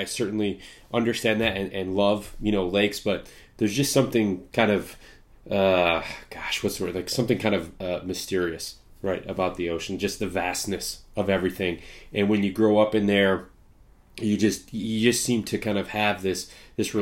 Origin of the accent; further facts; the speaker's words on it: Midwest, United States; I'm in the Midwest. I grew up in the Midwest.